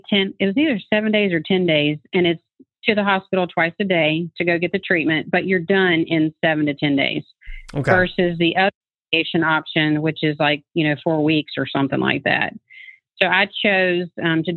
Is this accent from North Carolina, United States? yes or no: yes; North Carolina, United States; now in Kennesaw, United States; I grew up in North Carolina